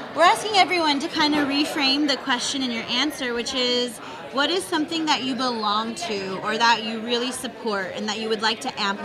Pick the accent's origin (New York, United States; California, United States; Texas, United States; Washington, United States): California, United States; Los Angeles; I grew up in Van Nuys.